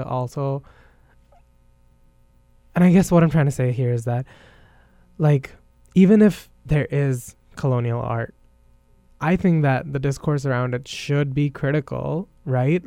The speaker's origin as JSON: {"language": "English", "country": "India", "said": "as an Indian"}